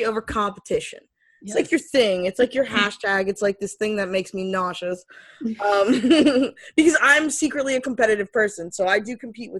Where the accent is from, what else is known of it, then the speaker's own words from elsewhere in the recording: Florida, United States; I'm from Florida